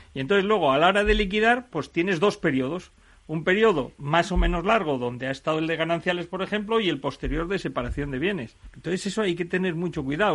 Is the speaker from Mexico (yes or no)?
no; Asturias, Spain; yo, por ejemplo, que soy asturiano, me puedo ir a casar a Barcelona, pero yo resido en Asturias